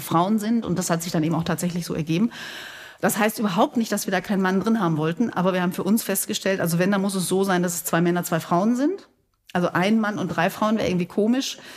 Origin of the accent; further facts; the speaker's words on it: Gescher, North Rhine-Westphalia, Germany; Bei uns in Gescher, in dem Ort, wo ich wohne und herkomme, gibt es eine Glockengießerei